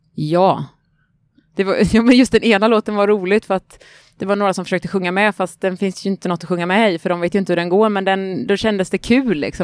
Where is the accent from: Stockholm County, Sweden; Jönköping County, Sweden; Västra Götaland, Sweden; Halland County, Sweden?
Jönköping County, Sweden; Vetlanda; moved away as an adult; now in Gothenburg, Sweden; Jag kommer från Småland. Från, ja, jag vet inte var flytt, jag flyttade från Vetlanda flyttade jag ifrån, för jag hade precis gått ut gymnasiet då